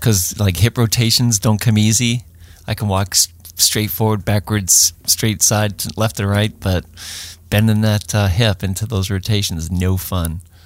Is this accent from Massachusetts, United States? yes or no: yes; Boston, Massachusetts, United States; I'm a Bostonian